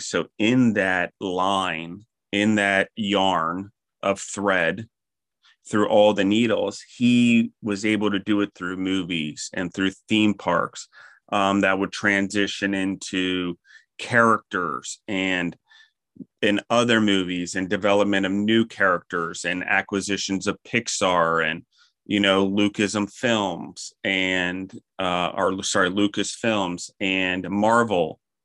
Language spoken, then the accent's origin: English; Maryland, United States; also born or lived in Colorado / New York / Pennsylvania; now in Milledgeville, Georgia, United States; I grew up in Maryland